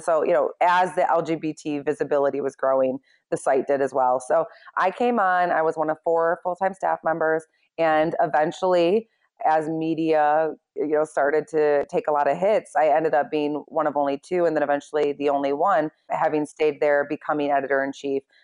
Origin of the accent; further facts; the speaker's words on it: Michigan, United States; moved away as an adult; also born or lived in Chicago; growing up in Michigan